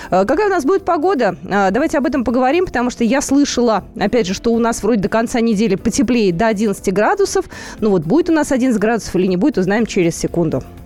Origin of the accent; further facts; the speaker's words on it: Moscow, Russia; мы москвичи